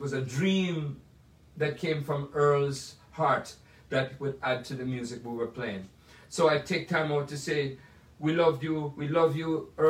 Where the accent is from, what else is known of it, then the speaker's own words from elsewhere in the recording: Jamaica; now in United States; There are all these great films that I saw growing up in Jamaica and then in America that inspired me